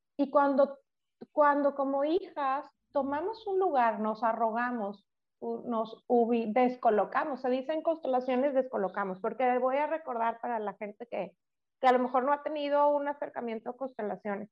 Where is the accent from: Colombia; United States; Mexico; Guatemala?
Mexico; Monterrey, Nuevo León; somos de Monterrey